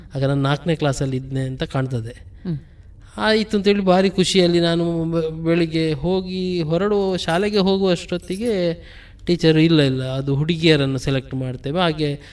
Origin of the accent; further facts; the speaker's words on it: Puttur, Karnataka, India; also born or lived in Kalladka; ನಮ್ಮ ಮನೆ ಸಂಪ್ಯದಲ್ಲಿರುವಂಥದ್ದು